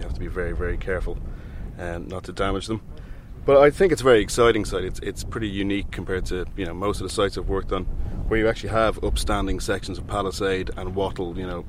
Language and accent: English; Dublin, Leinster, Ireland; I'm from Dublin.